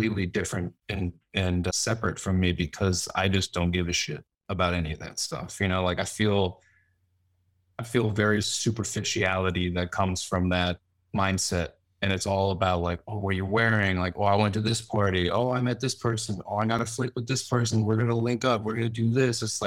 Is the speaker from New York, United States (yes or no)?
yes; Westchester, New York, United States; also born or lived in Fairfield County, Connecticut; now in New York City, United States; I was born here. I grew up in Westchester and then moved to Connecticut when I was a little older.